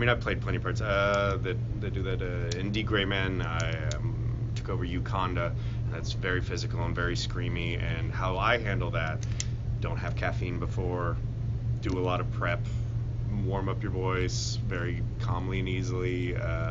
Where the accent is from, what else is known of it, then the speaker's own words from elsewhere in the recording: Texas, United States; I'm Texan